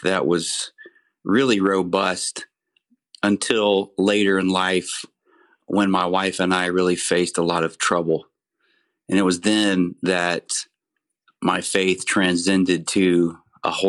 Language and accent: English; Central Texas, United States; I grew up here in Central Texas and had a great childhood